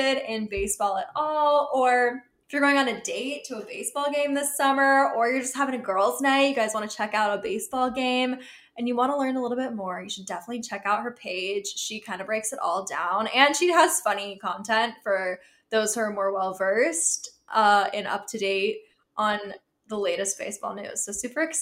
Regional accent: Pittsburgh, Pennsylvania, United States; I grew up in Pittsburgh

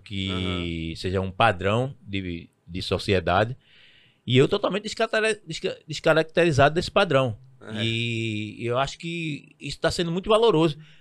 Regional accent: Recife, Pernambuco, Brazil; eu sou nascido criado no Alto do Pinho

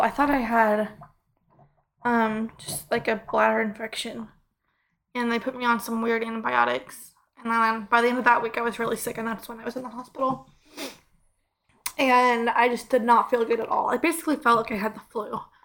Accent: Clever, Missouri, United States; I'm from Clever

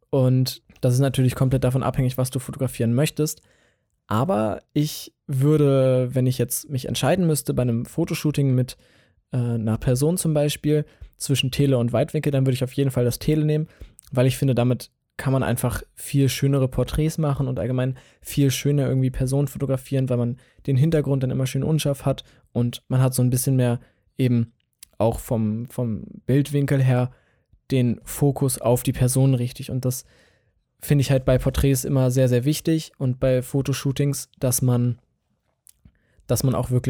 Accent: Hanover, Lower Saxony, Germany; Und ich komme aus Hannover, also aus der Region Hannover. Ähm, so ein bisschen, weiß ich nicht, 20 Kilometer westlich von Hannover.

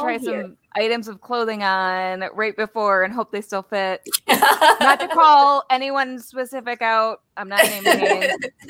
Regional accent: Wisconsin, United States; I'm from Wisconsin, don't you know? The land of cheese.

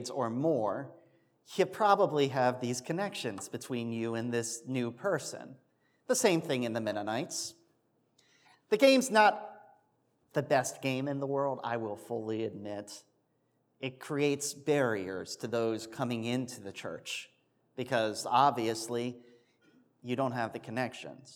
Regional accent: Pennsylvania, United States

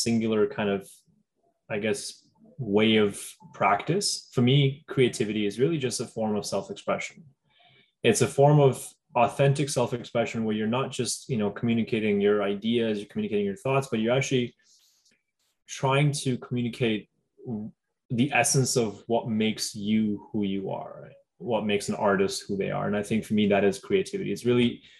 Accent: Delhi, India; now in Toronto, Canada; I grew up in Delhi

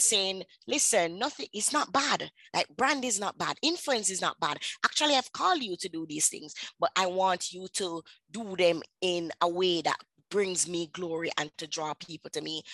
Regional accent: Jamaica; accent: patois; I am from Jamaica. I speak my the dialect, the patois dialects.

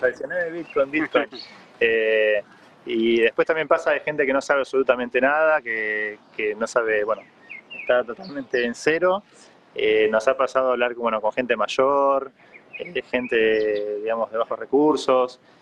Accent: Argentina

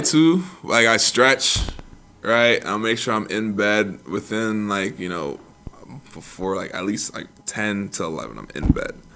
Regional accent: New York City, New York, United States; grew up in the Bronx

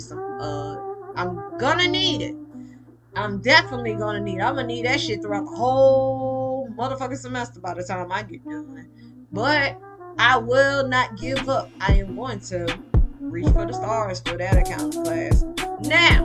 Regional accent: Leland, Mississippi, United States; also born or lived in Greenville, Mississippi / Batesville, Mississippi / Indianola, Mississippi; now in Texas, United States; I'm from a small town of Leland. Well, I was born in Greenville and raised in Leland

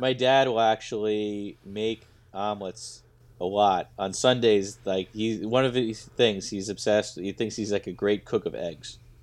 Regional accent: United States; I grew up in America.

